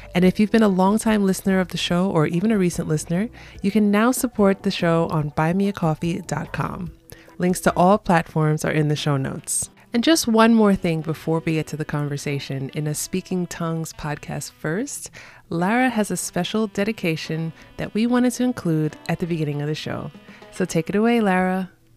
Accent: New York City, New York, United States; I'm born and raised in New York City

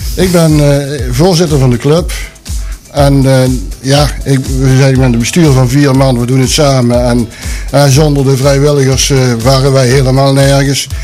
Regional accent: Sint Hubert, North Brabant, Netherlands; moved away as an adult; now in Boxmeer, Netherlands; Ik ben geboren in Sint-Hubert. Heb ik 28 jaar gewoond.

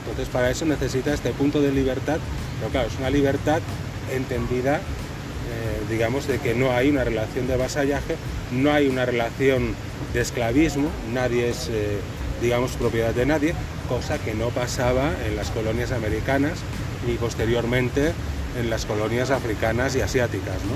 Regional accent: Catalonia, Spain; moved away; yo primero no soy de acá, soy catalán

